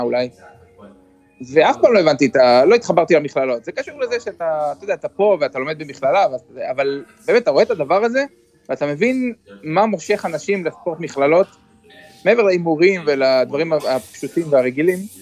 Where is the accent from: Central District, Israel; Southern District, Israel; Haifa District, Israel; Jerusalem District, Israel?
Central District, Israel; Kfar Saba; moved away as an adult; now in Boston, United States; אנחנו באים מישראל